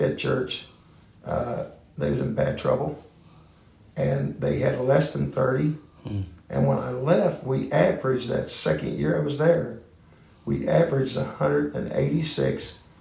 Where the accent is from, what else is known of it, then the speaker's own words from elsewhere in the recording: Northern Kentucky, United States; I was born in Northern Kentucky